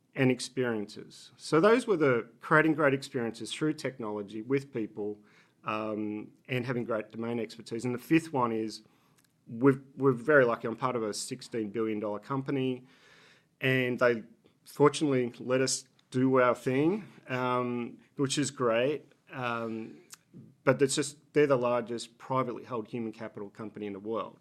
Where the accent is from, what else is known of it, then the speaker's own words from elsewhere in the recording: Australia; accent: Australian; moved away as an adult; also born or lived in Boston, United States / Singapore; now in Philadelphia, United States; I'm Australian, if you pick up the accent